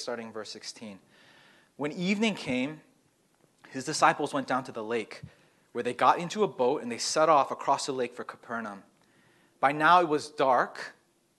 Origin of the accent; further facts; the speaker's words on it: Massachusetts, United States; I grew up here in Massachusetts